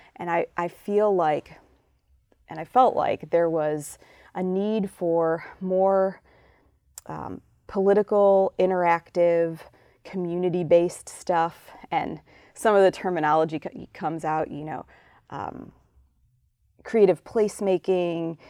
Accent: Chicago, Illinois, United States; moved away; my, um, time as a young person growing up in Chicago

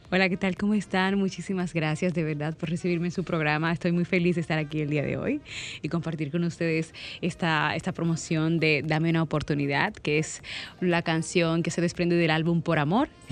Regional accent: Dominican Republic; soy dominicana

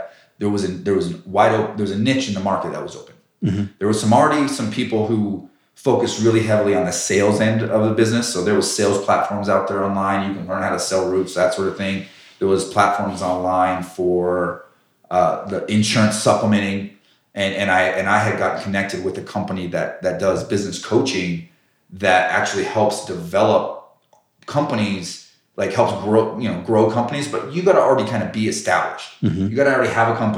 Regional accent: Colorado Springs, Colorado, United States; I knew growing up in Colorado Springs, there was hail every year

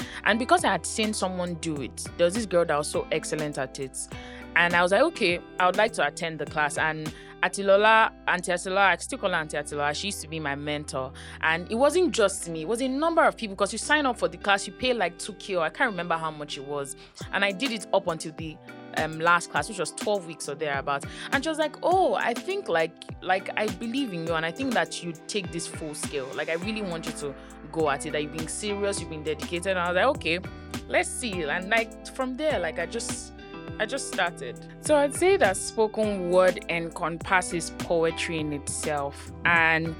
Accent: Lagos, Nigeria; I grew up in Aja, right from time, yes. I've always lived in Aja

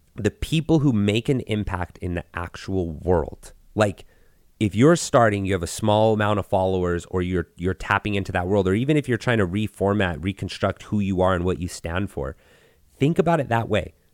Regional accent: Gallup, New Mexico, United States; I grew up in Gal-, New Mexico, which is a very tiny little town in New Mexico.

